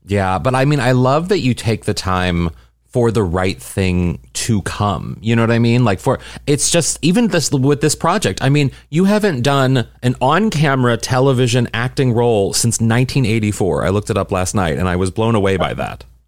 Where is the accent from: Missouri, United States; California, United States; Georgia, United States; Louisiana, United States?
Missouri, United States; St. Louis; my hometown